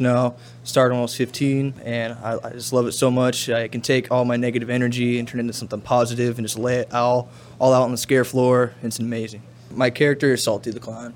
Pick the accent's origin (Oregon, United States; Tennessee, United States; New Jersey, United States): Oregon, United States; Eugene; I'm from Eugene, Oregon